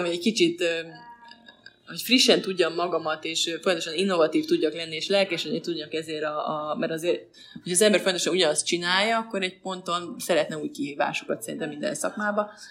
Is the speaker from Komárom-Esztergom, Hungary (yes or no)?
no; Veszprém, Veszprém County, Hungary; also born or lived in Balatonfüred / Pécs; now in Budapest, Hungary; Veszprémi vagyok, és Balatonfüredre jártam középiskolába